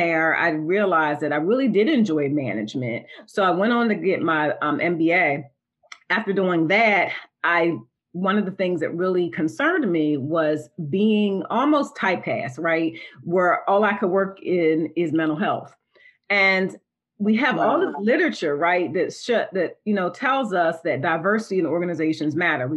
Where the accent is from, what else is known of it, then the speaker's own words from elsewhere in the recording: Delaware, United States; I'm from a small town in Delaware, and it was a beach town.